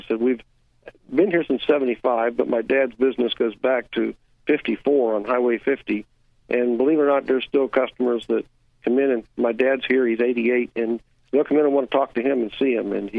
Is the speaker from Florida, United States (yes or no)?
yes; Orlando, Florida, United States; also born or lived in Lake Mary; I was born in Orlando and raised, and then we moved to Lake Mary in 1970.